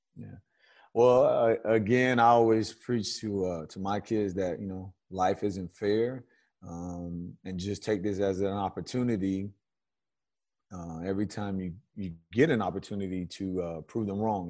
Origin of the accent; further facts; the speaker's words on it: Miami, Florida, United States; growing up in Miami